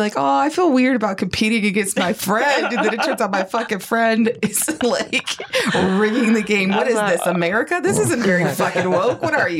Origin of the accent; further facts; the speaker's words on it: Texas, United States; I'm from Texas